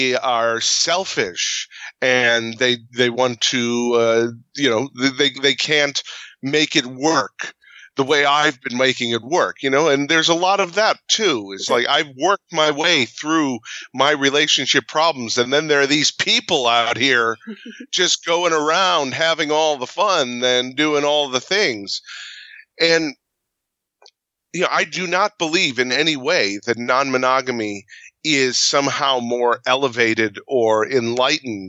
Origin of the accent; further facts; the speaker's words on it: Midwest, United States; we're from the Midwest